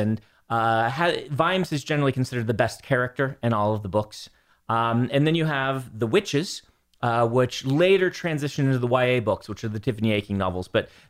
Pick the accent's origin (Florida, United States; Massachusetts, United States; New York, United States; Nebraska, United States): Nebraska, United States; Lincoln; When I grew up in Lincoln, Nebraska, which is very humid in the summers